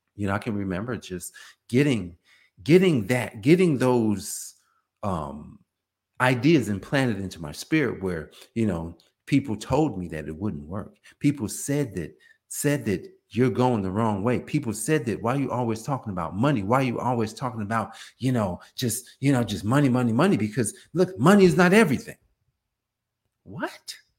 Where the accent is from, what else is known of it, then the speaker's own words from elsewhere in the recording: Newark, New Jersey, United States; we were growing up in Newark, New Jersey